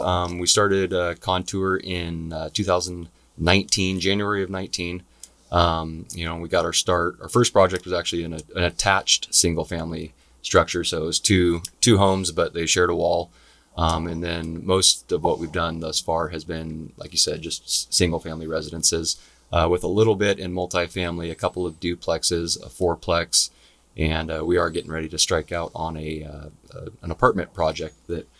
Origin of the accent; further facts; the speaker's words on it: Gig Harbor, Washington, United States; also born or lived in Tacoma / Germany / South Carolina; I was born here in Tacoma. Lived in Germany for a while. Did a stint in South Carolina in middle school. So moved around a little bit, but spent most of my life here in the Pacific Northwest, living in Gig Harbor.